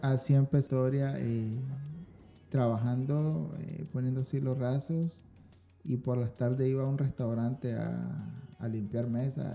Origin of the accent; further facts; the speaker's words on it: Diriamba, Carazo, Nicaragua; nació en, en una ciudad que se llama Diriamba. Diriamba. Ese es al sur de Managua